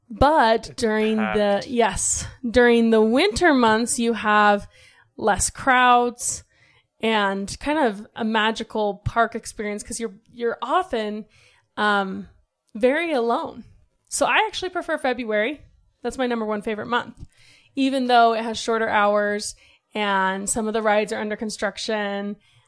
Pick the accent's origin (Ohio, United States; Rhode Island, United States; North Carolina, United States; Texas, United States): Ohio, United States; We grew up in Ohio. We never went.